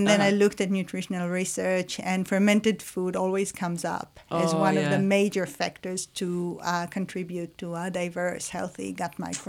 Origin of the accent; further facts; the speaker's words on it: Israel; moved away; so I'm from Israel, so in the Israeli culture or the Jewish culture